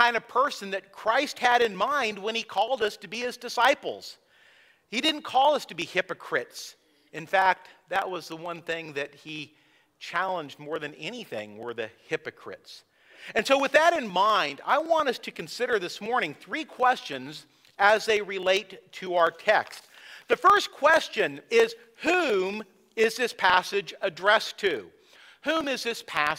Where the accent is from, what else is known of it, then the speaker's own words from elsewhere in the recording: San Luis Obispo, California, United States; I grew up in California near San Luis Obispo, and it was by the coast